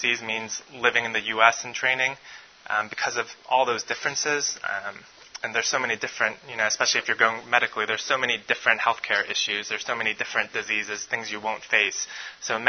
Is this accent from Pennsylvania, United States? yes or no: no; New York, United States; moved away as an adult; also born or lived in Korea; now in Memphis, United States; I'm originally from New York. When people ask me where I'm from, I say I'm from New York, and then I say, and Korea